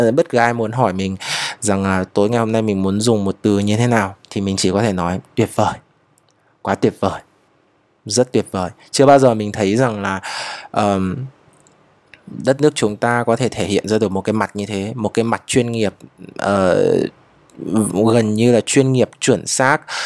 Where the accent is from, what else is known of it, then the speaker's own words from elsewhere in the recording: Vietnam; dân tộc của mình quê hương của mình